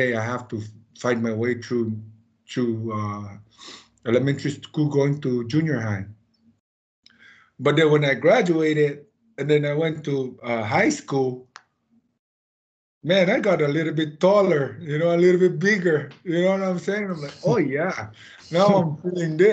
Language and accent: English; Saipan, Northern Mariana Islands; I grew up here in Saipan.